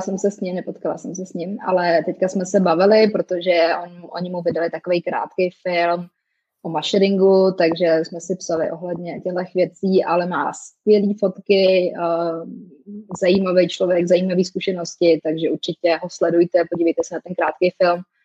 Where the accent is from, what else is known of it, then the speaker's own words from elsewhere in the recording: Czechia; also born or lived in Canada / France; now in Prague, Czech Republic; my si vždycky pomůžeme jako Češi